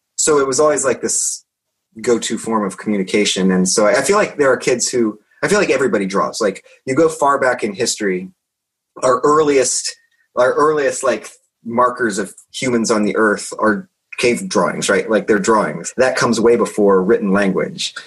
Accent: Indiana, United States; moved away; I'm from Indiana originally

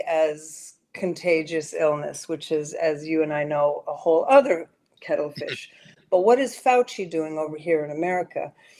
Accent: Sweden; moved away as an adult; also born or lived in New York City, United States; now in United States; because I grew up in Sweden. I'm American, born in New York City, but my mom was Swedish, and when the marriage broke up, she took us to Sweden. I was 11 years old and lived there for eight years

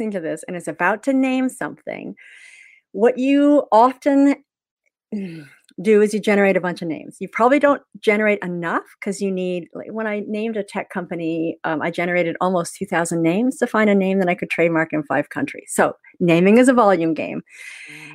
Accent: Canada; moved away as an adult; now in Melbourne, Australia; I'm Canadian

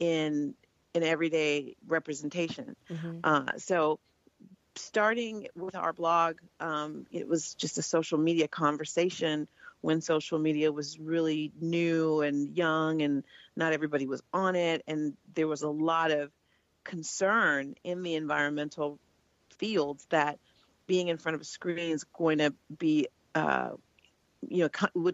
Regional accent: Oakland, California, United States; I was born and raised in Oakland, California

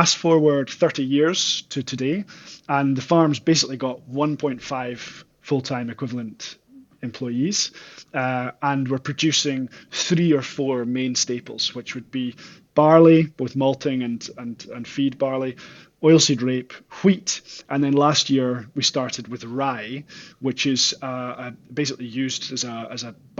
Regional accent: Aberdeenshire, northeast of Scotland, United Kingdom; also born or lived in Auckland, New Zealand; I'm originally from the northeast of Scotland and a place called Aberdeenshire, and grew up farming there on our family farm

